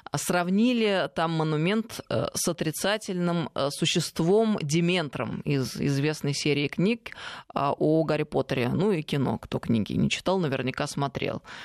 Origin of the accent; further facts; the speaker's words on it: Tver, Tver Oblast, Russia; это Тверская земля, а я из Твери